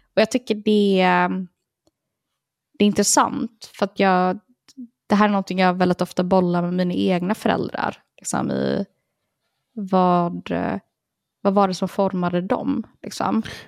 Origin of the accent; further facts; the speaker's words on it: Partille, Västra Götaland, Sweden; Jag växte upp i Partille